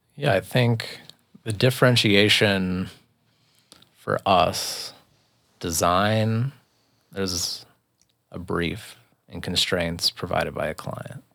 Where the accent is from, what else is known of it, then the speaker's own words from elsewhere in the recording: Boulder, Colorado, United States; now in Lyons, United States; I'm born and raised in Boulder